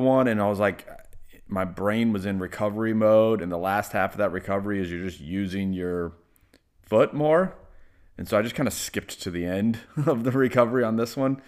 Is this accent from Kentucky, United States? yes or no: yes; Lexington, Kentucky, United States; I was born in Lexington, Kentucky